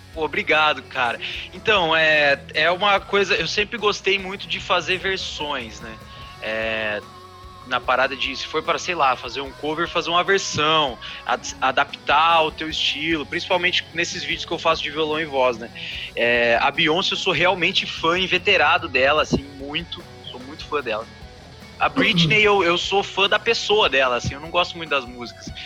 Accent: Cascavel, Paraná, Brazil; moved away as an adult; also born or lived in Chapecó, Santa Catarina; now in Curitiba, Brazil; vim visitar minha família na minha cidade natal, Cascavel, no Paraná

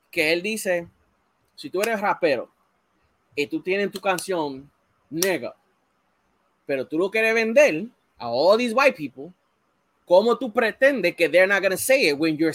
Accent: Puerto Rico; And for years, yo tenía ese problema con mi identidad de que yo soy boricua.

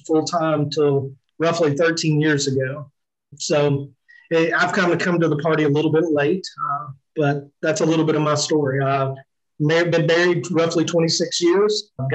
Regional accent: Somerset, Kentucky, United States; moved away as an adult; also born or lived in Bowling Green, Kentucky / Poplar Bluff, Missouri; I was born in Pulaski County, Kentucky, which is the big town of Somerset

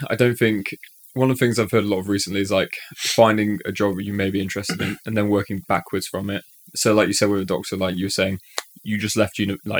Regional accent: Wales, United Kingdom; I'm actually Welsh, so like, you know, we're just going down the coal mines right down.

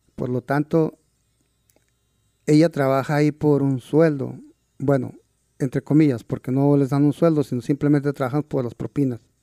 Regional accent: San Diego de Alcalá, Chihuahua, Mexico; now in Seattle, United States; Yo nací en un pequeño pueblo que se llama San Diego de Alcalá. Es en el municipio de Aldama, Chihuahua.

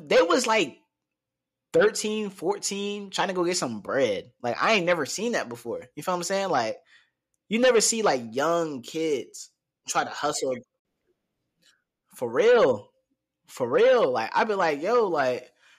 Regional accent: Newport News, Virginia, United States; life growing up in Newport News, it's fun

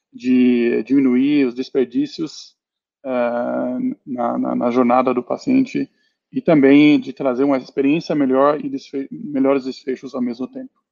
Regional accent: Germany; Portuguese is a second language; moved away as an adult; also born or lived in England; now in Brazil; sou alemão, nasci na Alemanha, é, estudei e iniciei minha carreira na Inglaterra

